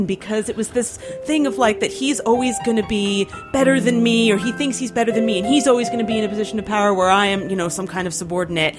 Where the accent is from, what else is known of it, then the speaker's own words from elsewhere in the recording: Nazareth, Pennsylvania, United States; I grew up in Nazareth, Pennsylvania, which is this small town